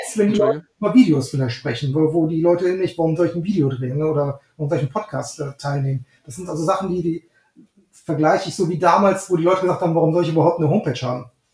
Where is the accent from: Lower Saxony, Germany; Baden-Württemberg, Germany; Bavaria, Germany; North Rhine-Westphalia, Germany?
North Rhine-Westphalia, Germany; Neuss; also born or lived in Düsseldorf; Ich ähm, bin aufgewachsen in Neuss und in Düsseldorf zur Schule gegangen